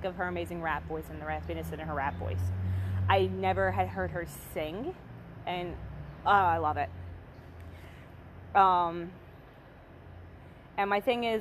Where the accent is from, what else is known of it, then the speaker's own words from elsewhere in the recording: Philadelphia, Pennsylvania, United States; growing up in the States, specifically on the East Coast